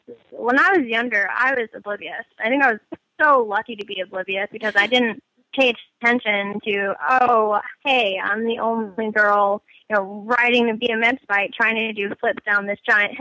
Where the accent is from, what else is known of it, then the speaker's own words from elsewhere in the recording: United States; being American